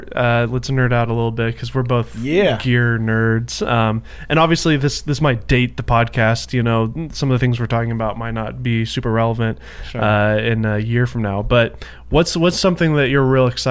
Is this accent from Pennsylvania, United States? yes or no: no; Nashville, Tennessee, United States; now in California, United States; I say I'm from Nashville